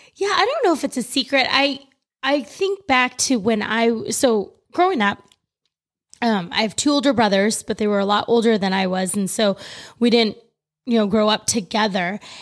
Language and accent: English; California, United States; moved away as an adult; now in Florida, United States; growing up in California my entire life